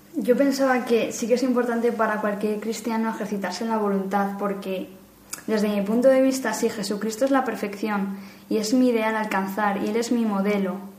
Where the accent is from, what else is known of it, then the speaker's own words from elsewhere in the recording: Madrid, Community of Madrid, Spain; soy de Madrid